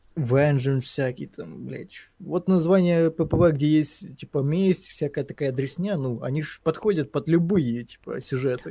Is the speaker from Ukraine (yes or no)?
yes; Ukraine; я украинец